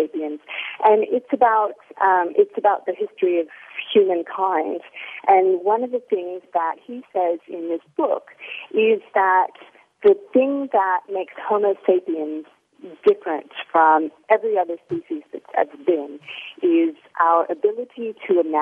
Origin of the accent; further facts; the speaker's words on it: Mount Vernon, Ohio, United States; moved away as an adult; now in Sydney, Australia; I was born in little Mount Vernon, Ohio